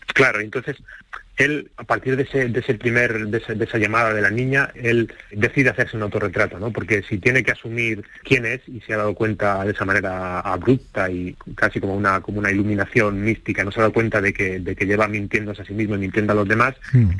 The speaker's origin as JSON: {"language": "Spanish", "town": "Torrejón de Ardoz", "region": "Community of Madrid", "country": "Spain", "tie": "born or raised there", "moved": "as an adult", "lives_now": "Córdoba, Spain", "said": "Yo nací en, Madrid, crecí en Torrejón de Ardoz y, vivo en Córdoba desde hace cuatro años"}